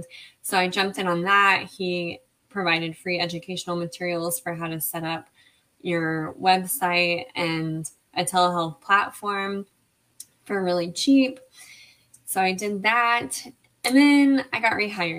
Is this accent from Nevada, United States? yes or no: no; Lake Jackson, Texas, United States; moved away as an adult; also born or lived in San Angelo, Texas; now in Austin, United States; I am from Lake Jackson, Texas, a small town south of Houston. But I currently live in Austin, Texas.